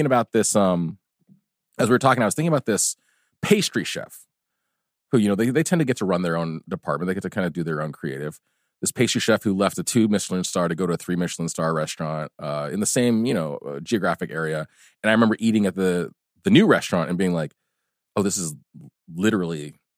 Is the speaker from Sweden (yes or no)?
yes; Stockholm, Stockholm County, Sweden; I lived in Stockholm for 16 years. I was born and raised in Stockholm.